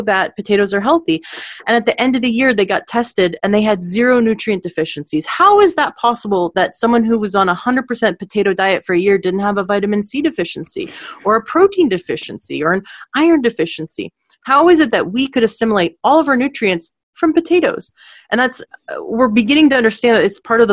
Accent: Canada; also born or lived in Washington State; now in Washington, United States; I'm actually in Washington State, but I am from Canada

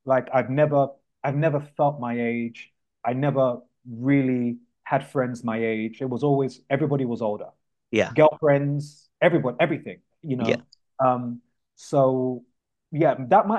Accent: London, United Kingdom; I was born in Camden

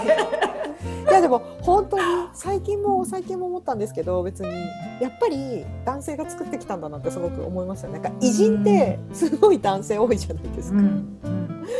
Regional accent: Hokkaido, Japan; moved away; 北海道出身だから、自然で育ってきた子だから。

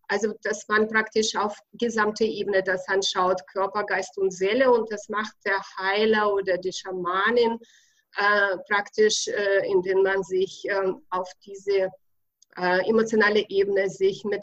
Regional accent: Bavaria, Germany; accent: Bavarian; bin seit 28 Jahren hier in Deutschland in Bayern. Deswegen kommt ja auch dazu ein bisschen mein bayerischer Akzent, aber da muss man einfach durch.

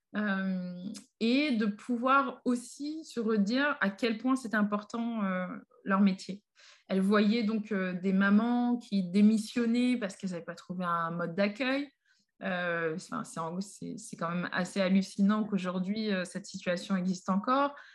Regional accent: Paris, Île-de-France, France; j'ai grandi, vécu à Paris, euh, principalement dans le 18e arrondissement

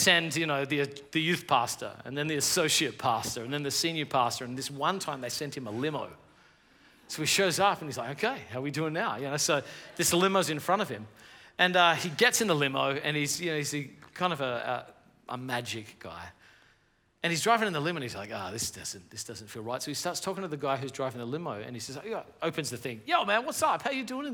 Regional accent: Australia; now in United States; I live in America, but I'm from Australia

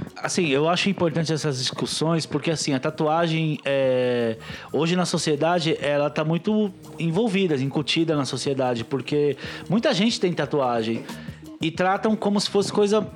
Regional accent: São Paulo, Brazil; eu sou de Itaquera

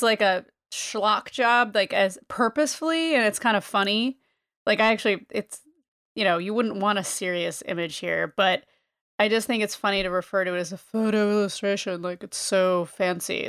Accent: Northeast, United States; I am from the Northeast.

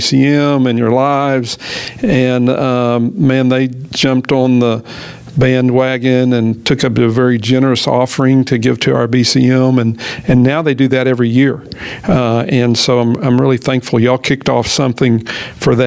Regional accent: Pauls Valley, Oklahoma, United States; I grew up in South Central Oklahoma, a little town called Paul's Valley, Oklahoma.

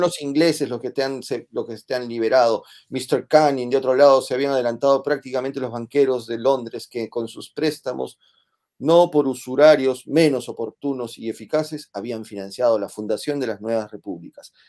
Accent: Peru

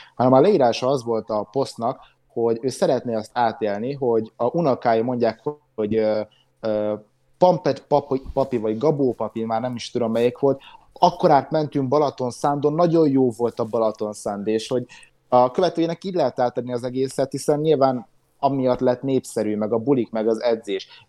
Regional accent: Hungary; a magyarok vagyunk

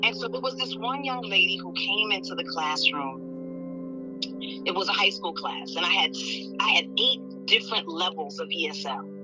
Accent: New York City, New York, United States; also born or lived in Los Angeles, California; I was born in New York

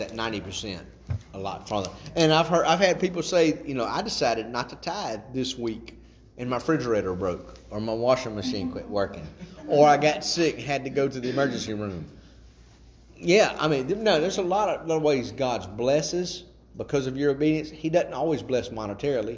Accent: Chatham, Virginia, United States; also born or lived in Timberlake; I grew up in the Open Bible out in Chatham

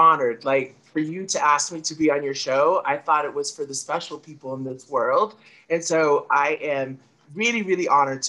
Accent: Tonga; I was born in Tonga.

